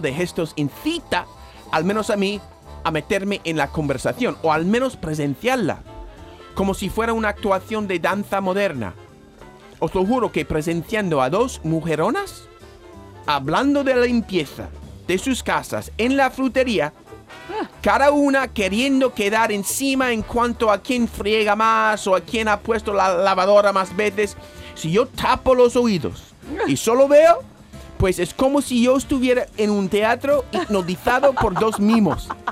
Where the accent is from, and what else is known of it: United States; born or raised there; now in Andalusia, Spain